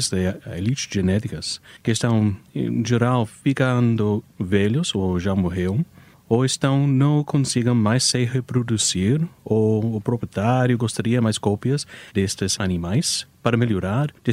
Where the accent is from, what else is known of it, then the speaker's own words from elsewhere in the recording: United States; Portuguese is a second language; é, eu sou americano, então algumas vezes é difícil para entender as frases, mas originalmente os Estados Unidos.